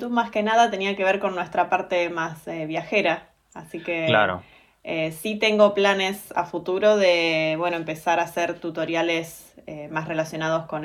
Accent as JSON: {"language": "Spanish", "town": "Olavarría", "region": "Buenos Aires Province", "country": "Argentina", "tie": "born there", "also_born_or_lived": "Bahía Blanca", "said": "Soy nacida en Olavarría"}